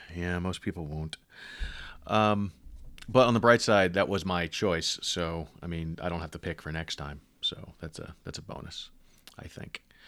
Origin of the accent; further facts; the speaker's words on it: New York, United States; I was born in New York